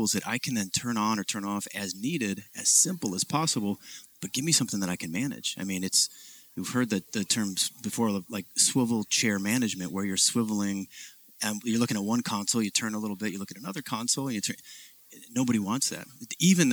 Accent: Ohio, United States; also born or lived in Detroit, Michigan; I was born in Detroit, grew up in Ohio

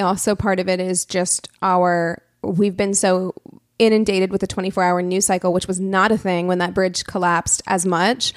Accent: Springfield, Missouri, United States; my hometown of Springfield, Missouri

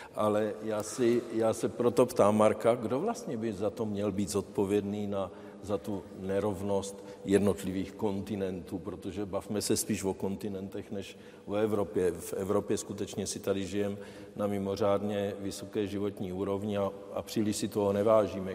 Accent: Czechia; já jsem Čech, eh, firmu jsem postavil v České republice, zdaňuju v České republice

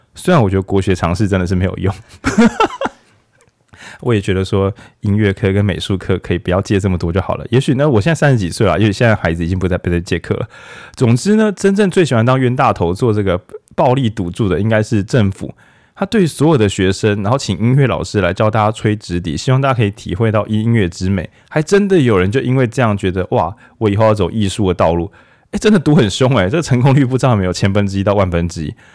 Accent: Taiwan; 我们台湾人

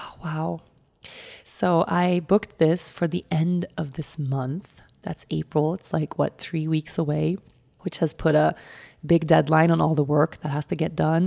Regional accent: Sweden; moved away; go to my home country

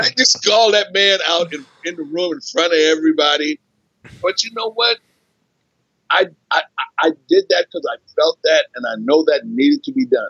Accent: Philadelphia, Pennsylvania, United States; moved away as an adult; also born or lived in Scottsbluff, Nebraska; I grew up in Philly.

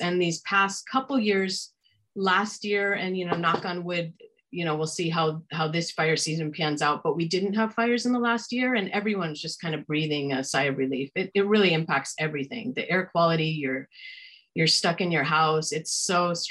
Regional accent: Bay Area, California, United States; also born or lived in Sonoma County, California; I grew up in the Bay Area, which a lot of people consider this a Bay Area. I don't because it's not exactly on the Bay, but I grew up here and then I moved here to Sonoma County 13 years ago.

